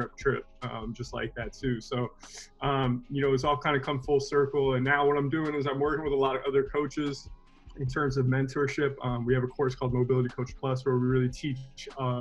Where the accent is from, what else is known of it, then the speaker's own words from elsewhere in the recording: Palm Beach County, Florida, United States; moved away as an adult; also born or lived in Miami, Florida / Orlando, Florida / New York City; I was born in Miami and I was raised in Palm Beach County